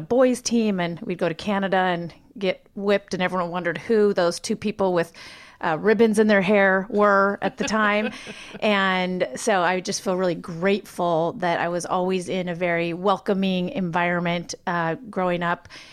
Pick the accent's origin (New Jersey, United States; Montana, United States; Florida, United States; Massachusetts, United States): Montana, United States; moved away; being born and raised in Montana, where there's three times more sheep than people.